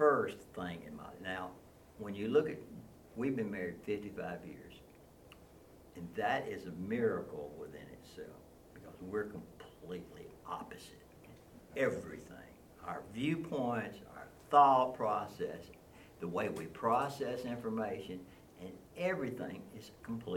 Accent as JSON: {"language": "English", "town": "Nashville", "region": "Tennessee", "country": "United States", "tie": "born or raised there", "said": "I grew up in Nashville in the Green Hills area"}